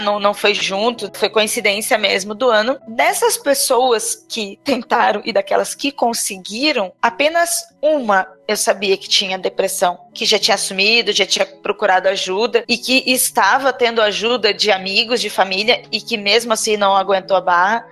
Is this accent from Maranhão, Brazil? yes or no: no; Registro, São Paulo, Brazil; moved away; Lá no Vale do Ribeira, na cidade de Registro, onde eu nasci e minha mãe mora até hoje